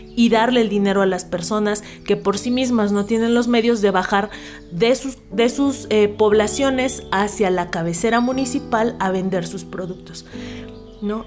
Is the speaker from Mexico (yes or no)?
yes; Huasteca, Mexico; born or raised there; moved away; also born or lived in capital of their state